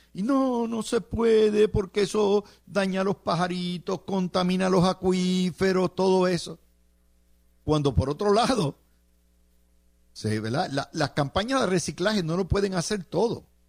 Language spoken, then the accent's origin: Spanish; San Juan, Puerto Rico; also born or lived in Cidra, Puerto Rico; yo nací en Sidra, pero mis padres trabajaban en Santurce, en la 22